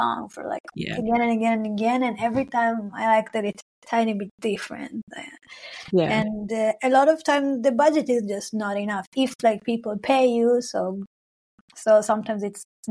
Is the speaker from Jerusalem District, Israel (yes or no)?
no; Arad, Southern District, Israel; first language Hebrew; English is a second language; moved away as an adult; now in Berlin, Germany; I'm originally, I'm from Israel, Palestine. I grew up in the desert of Israel. It's called Arad